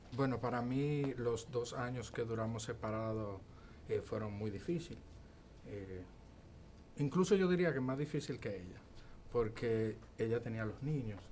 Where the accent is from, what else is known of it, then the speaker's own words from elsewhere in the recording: Bonao, Monseñor Nouel, Dominican Republic; yo soy de Bonao